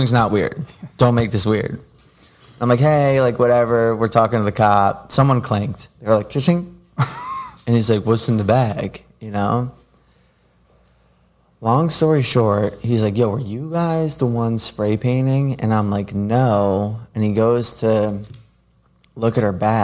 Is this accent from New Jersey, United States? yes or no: yes; New Jersey, United States; growing up in Jersey, it was, like, running up the train tracks.